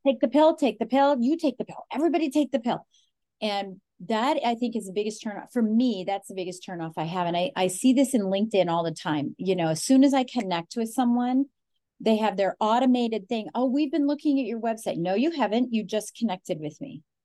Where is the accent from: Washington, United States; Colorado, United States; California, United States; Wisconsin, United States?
Colorado, United States; I'm from Colorado, born, raised, you know, there's four generations of us there